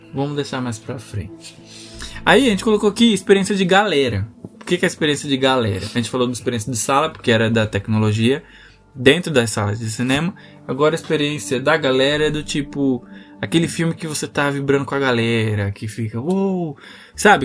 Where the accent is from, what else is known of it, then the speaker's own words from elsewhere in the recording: Guarulhos, São Paulo, Brazil; a gente é de Guarulhos